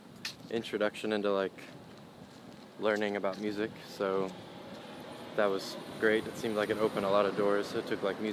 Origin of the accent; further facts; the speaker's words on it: St. Louis, Missouri, United States; also born or lived in Evanston, Illinois; Well, I was born in Evanston, outside of Chicago, but moved to Chicago when I was, or moved to St. Louis when I was like 6 months.